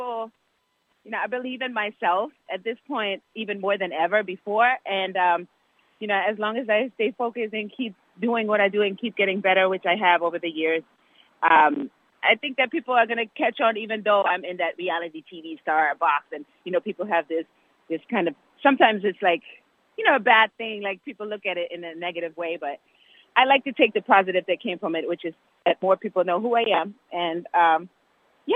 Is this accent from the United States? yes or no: no; Germany; moved away; I'm originally from Germany